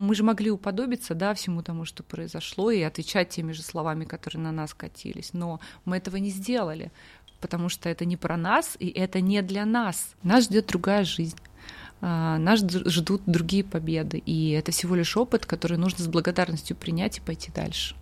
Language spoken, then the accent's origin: Russian; Kursk, Kursk Oblast, Russia; moved away; also born or lived in Mongolia; я простая девчонка из Курска